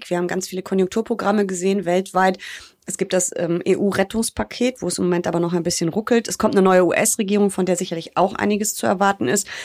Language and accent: German; Rhineland, Germany; Typisch Rheinländer würde ich sagen. Wir sind einfach Frohnaturen. Ich bin ja auch Rheinländerin, genau wie du.